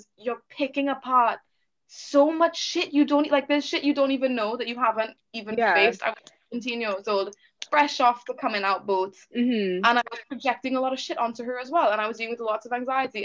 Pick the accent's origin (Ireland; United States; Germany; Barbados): Barbados; also born or lived in Trinidad and Tobago; growing up and like spending my formative years in Barbados, because I was born in Trinidad but moved to Barbados